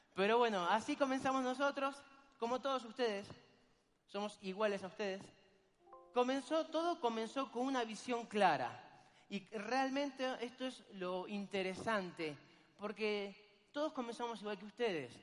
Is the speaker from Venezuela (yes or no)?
no; Argentina; soy argentino